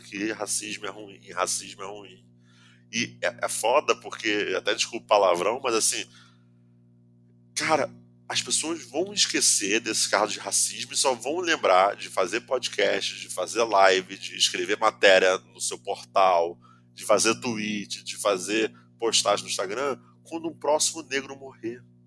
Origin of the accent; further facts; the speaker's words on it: Nova Iguaçu, Rio de Janeiro, Brazil; da onde eu venho também, pô, venho de Nova Iguaçu